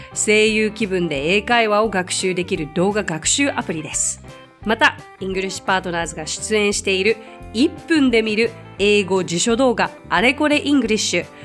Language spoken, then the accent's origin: Japanese; Japan; I'm Japanese